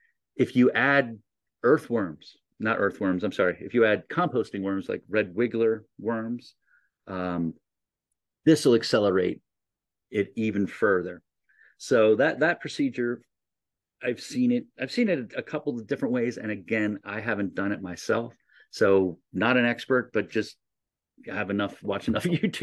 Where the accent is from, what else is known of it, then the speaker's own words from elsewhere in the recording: New Jersey, United States; You know, I come from New Jersey. We weren't allowed to have chickens.